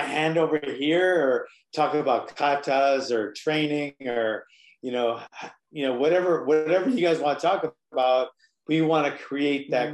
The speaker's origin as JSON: {"language": "English", "region": "Hawaii", "country": "United States", "moved": "yes", "lives_now": "mainland United States", "said": "I'm here, I'm on the mainland, I'm from Hawaii"}